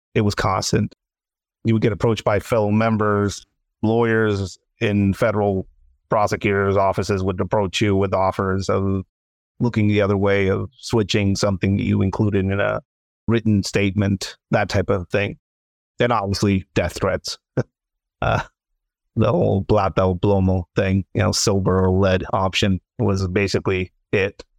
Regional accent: Tijuana, Baja California, Mexico; moved away; Tijuana, Mexico, my hometown

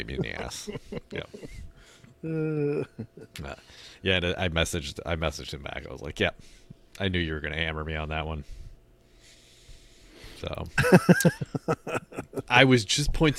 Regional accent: New England, United States; we're from New England

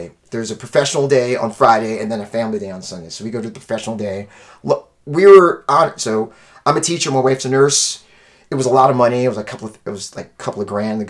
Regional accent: Haiti; I'm Haitian, I'm West Indian.

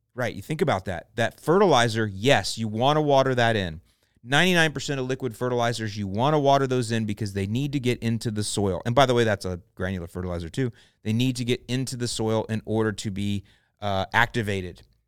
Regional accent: St. Petersburg, Florida, United States; now in Lakewood Ranch, United States; the house I grew up in in Saint Pete

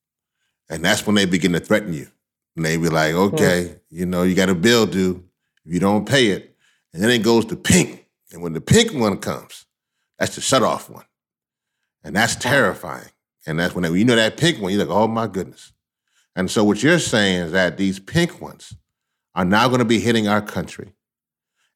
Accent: Louisiana, United States; moved away; I'm originally from Louisiana

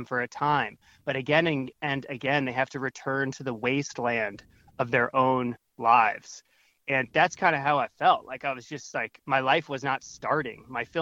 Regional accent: Northern Virginia, United States; moved away as an adult; also born or lived in New York City; I grew up in Northern Virginia, suburban

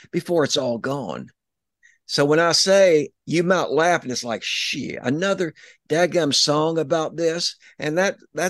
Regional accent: East Tennessee, United States; I'm from Tennessee and raised in mostly East Tennessee

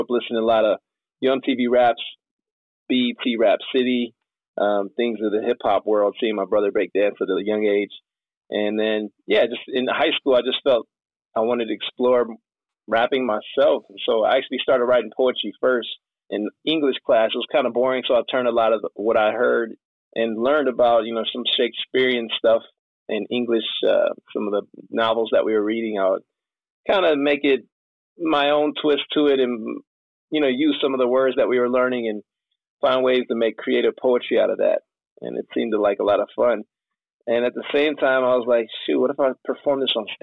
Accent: Michigan, United States; moved away as an adult; also born or lived in San Diego, California; I'm from Michigan, so I grew up here

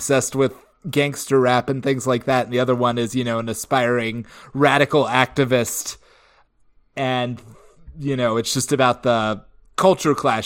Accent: Georgia, United States; moved away; my hometown

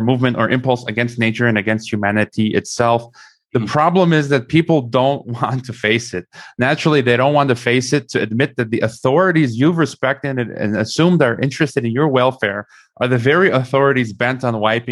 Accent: United States; moved away; also born or lived in Mexico / Kazakhstan; I don't live in the U.S. I'm American.

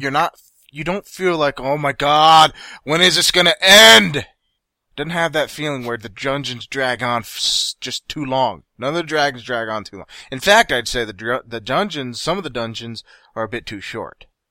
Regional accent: United States; I'm American.

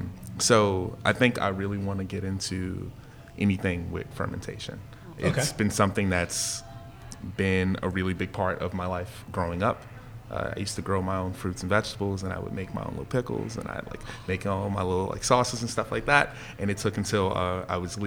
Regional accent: New Orleans, Louisiana, United States; I'm from here

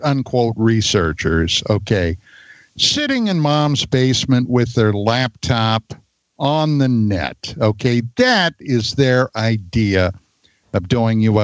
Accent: Pennsylvania, United States; moved away; I'm from the East Coast, right? I'm from Pennsylvania

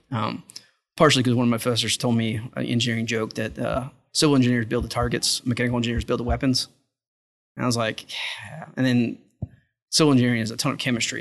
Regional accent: South Louisiana, United States; moved away; also born or lived in Texas; grew up in South Louisiana.

